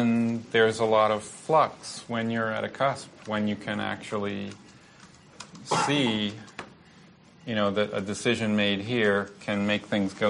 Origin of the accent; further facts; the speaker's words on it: United States; growing up in the United States